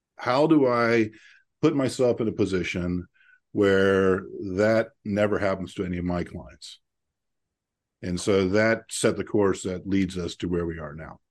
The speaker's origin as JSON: {"language": "English", "region": "Central Ohio", "country": "United States", "tie": "born or raised there", "said": "I grew up here in Central Ohio, a family of seven kids"}